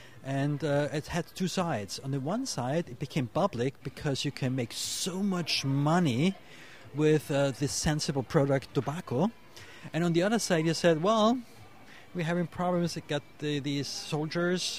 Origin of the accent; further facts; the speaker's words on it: Vienna, Austria; I'm coming from Austria, from the city of Vienna